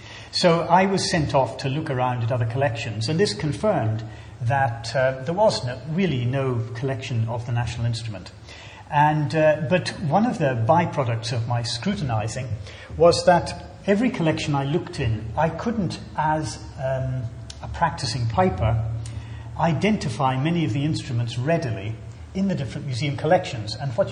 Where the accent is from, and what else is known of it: Scotland, United Kingdom